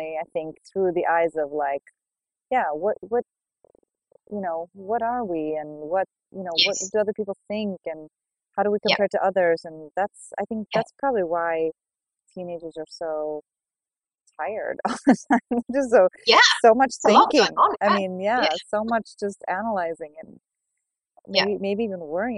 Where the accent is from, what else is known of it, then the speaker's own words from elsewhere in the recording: United States; now in Sweden; I grew up in the States